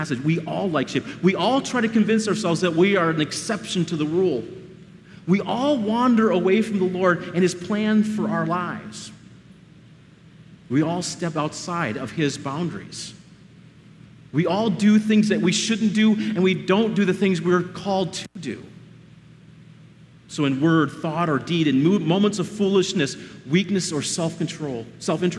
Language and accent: English; Iowa, United States; I'm from Iowa